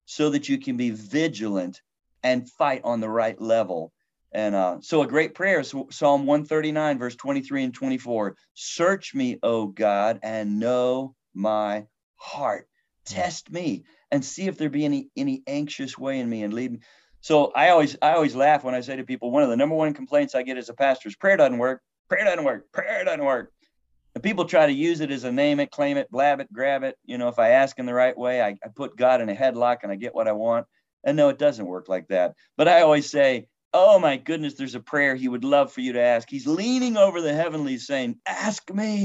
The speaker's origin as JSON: {"language": "English", "country": "United States", "said": "I'm an American"}